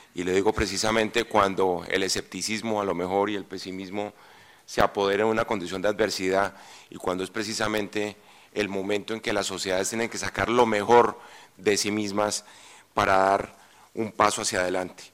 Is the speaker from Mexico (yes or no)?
no; Colombia; en estas tierras, de donde yo vengo